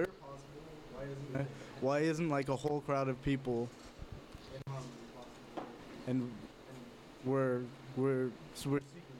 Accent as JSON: {"language": "English", "town": "Los Angeles", "region": "California", "country": "United States", "tie": "born or raised there", "said": "East L.A., in my hometown"}